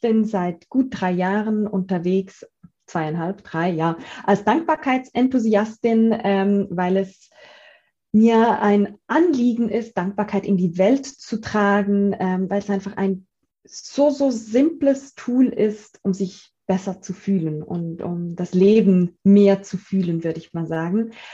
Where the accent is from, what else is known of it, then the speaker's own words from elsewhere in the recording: Zurich, Switzerland; ich bin 35-jährig und komme aus Zürich ähm, in der Schweiz. Also meinen leichten Akzent, den kann ich nicht ver äh, verstecken.